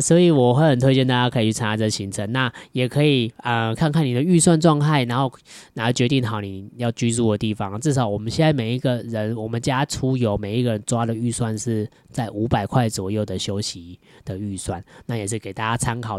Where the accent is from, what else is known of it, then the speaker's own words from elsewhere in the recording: southern Taiwan, Taiwan; also born or lived in Datong District, Taipei; now in Taipei, Taiwan; 本身我是南部人